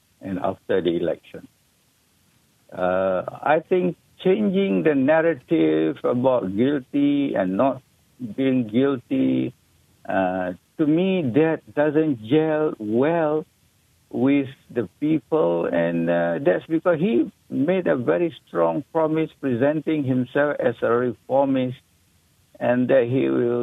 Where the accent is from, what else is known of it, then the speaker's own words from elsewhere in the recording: Malaysia; we as Malaysian